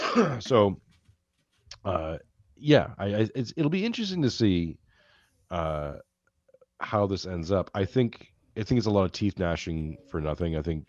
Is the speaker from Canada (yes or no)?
yes; Mississauga, Ontario, Canada; I did some growing up in Mississauga.